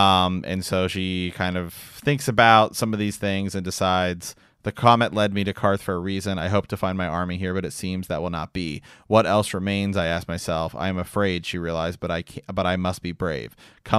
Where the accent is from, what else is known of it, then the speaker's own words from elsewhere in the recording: Illinois, United States; now in San Antonio, United States; AKA, I'm from Central Illinois, and we just moved to San Antonio, Texas, for a shop.